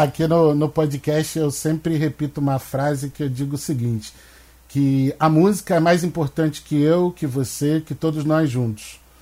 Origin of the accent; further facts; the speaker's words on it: Baixada Fluminense, Rio de Janeiro, Brazil; moved away; eu venho da Baixada Fluminense, não moro mais lá hoje